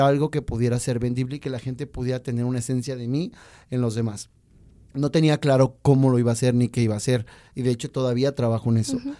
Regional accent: Mexico; also born or lived in Chile; esta ciudad hermosa donde yo nací

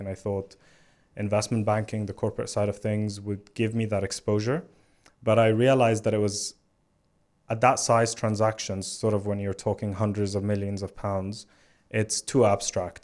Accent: Alexandria, Alexandria Governorate, Egypt; moved away as an adult; now in London, United Kingdom; I was born in Alexandria in Egypt, which is a coastal city by the Mediterranean. And, um, I, I loved growing up there.

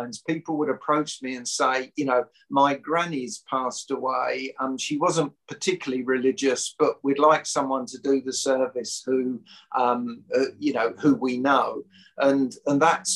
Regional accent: London, United Kingdom; moved away as an adult; now in Southampton, United Kingdom; I was brought up in West London, but I came to university in Southampton in 1973 and lived in Southampton ever since

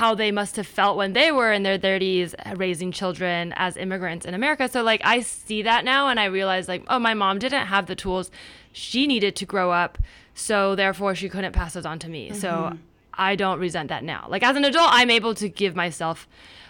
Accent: Palo Alto, California, United States; moved away as an adult; also born or lived in New York; now in Los Angeles, United States; I grew up in the Bay Area. My parents met at Stanford, so like Palo Alto, and then grew up there

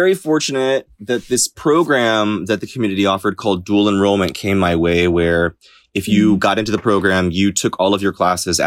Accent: Florida, United States; now in New York, United States; that's where I was raised

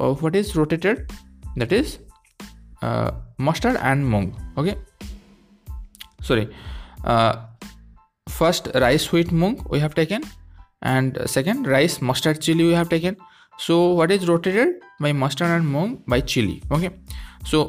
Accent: India; from India.

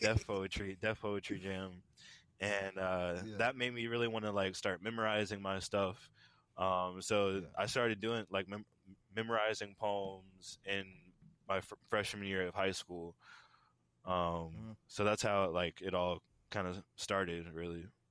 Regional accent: Tampa, Florida, United States; I am born and raised in Tampa, Florida

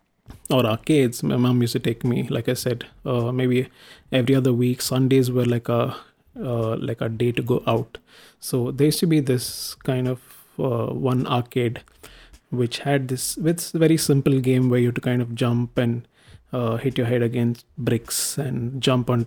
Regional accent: India; I am an Indian

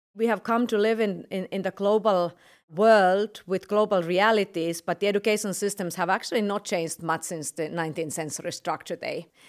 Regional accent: Finland; I come from Finland, where our schools actually had zero days of closure

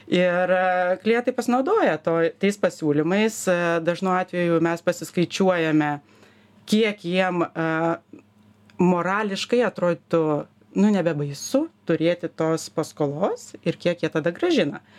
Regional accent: Lithuania; mes lietuviai

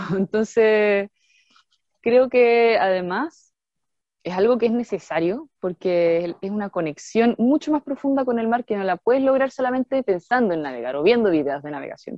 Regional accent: Santiago, Santiago Metropolitan Region, Chile; moved away; also born or lived in Chiloé; como soy de Santiago

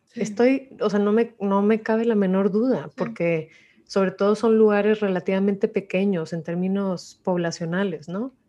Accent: Mexico; como mexicanos

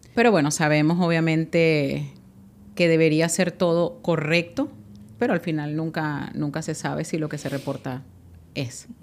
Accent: Guatire, Miranda, Venezuela; moved away as an adult; now in United States; Yo soy de Guatire, en Venezuela

